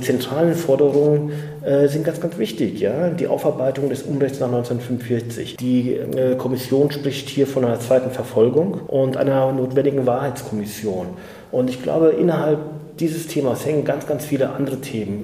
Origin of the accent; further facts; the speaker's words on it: Germany; ich bin in Deutschland geboren als Sohn türkisch, äh, türkischer Gastarbeiter